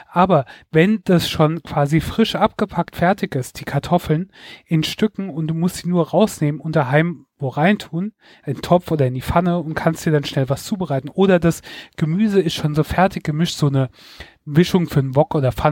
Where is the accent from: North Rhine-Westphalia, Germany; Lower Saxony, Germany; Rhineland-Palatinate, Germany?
Rhineland-Palatinate, Germany; Mainz; Also ich muss dazu sagen, ich komme aus Rheinland-Pfalz, aus Mainz, aber ähm, Mainz liegt ja fast, äh, liegt ja am Rhein und auf der anderen Seite ist dann Hessen.